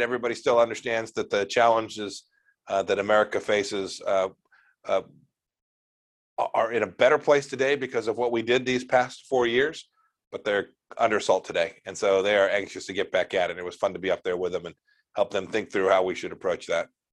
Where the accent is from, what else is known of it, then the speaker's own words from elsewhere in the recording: Kansas, United States; I'm from Kansas